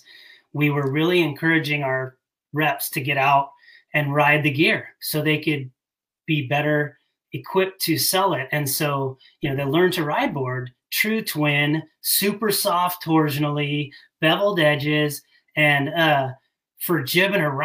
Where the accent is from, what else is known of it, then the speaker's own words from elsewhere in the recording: Bay Area, California, United States; I grew up in the Bay Area of California, grew up going to Tahoe